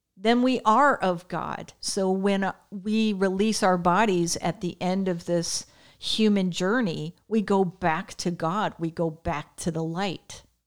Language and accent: English; Connecticut, United States; I grew up in Connecticut